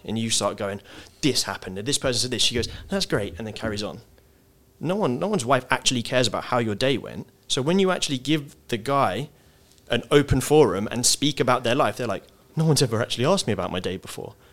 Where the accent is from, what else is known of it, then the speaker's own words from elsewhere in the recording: England, United Kingdom; as English people